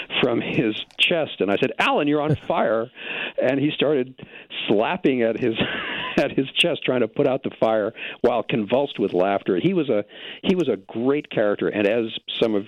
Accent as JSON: {"language": "English", "town": "New York City", "region": "New York", "country": "United States", "tie": "born or raised there", "said": "I grew up on the Upper West Side of Manhattan"}